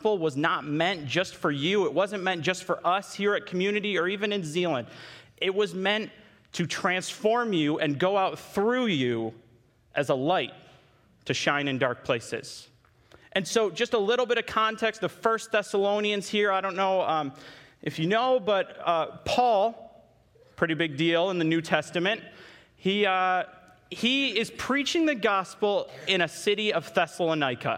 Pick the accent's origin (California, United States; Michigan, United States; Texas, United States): Michigan, United States; Holland; I grew up in Holland my entire life. I went all the way to Hope College for school.